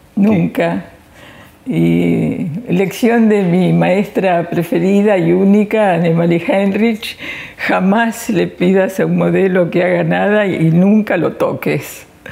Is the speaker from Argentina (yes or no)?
yes; Argentina; somos argentinas